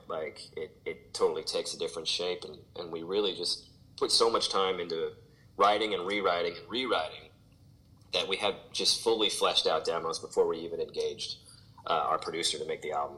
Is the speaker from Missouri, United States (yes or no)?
yes; St. Louis, Missouri, United States; moved away; growing up in St. Louis